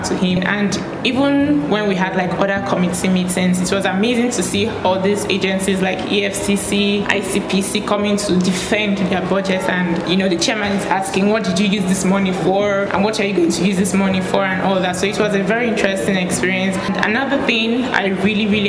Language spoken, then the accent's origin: English; Bayelsa, Nigeria; I am from Bayelsa State.